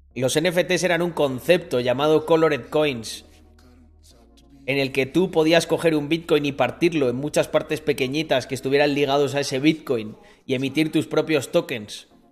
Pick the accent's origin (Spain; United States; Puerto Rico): Spain; en mi país, Españita